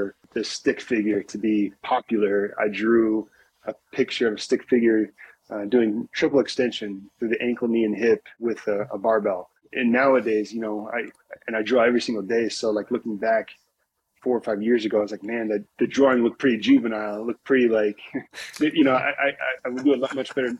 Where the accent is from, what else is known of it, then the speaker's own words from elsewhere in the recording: Indiana, United States; moved away as an adult; also born or lived in Louisville, Kentucky; growing up in Indiana